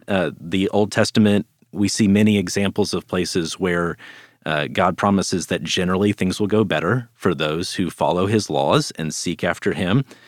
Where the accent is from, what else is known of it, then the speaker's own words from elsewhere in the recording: Dallas, Texas, United States; I grew up here in the Dallas area